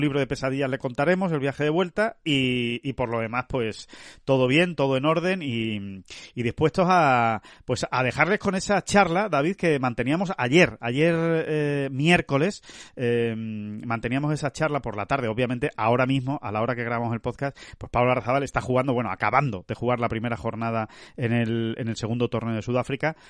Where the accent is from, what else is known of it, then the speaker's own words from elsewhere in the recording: Spain; ya estamos aquí en, nuestra tierra, en España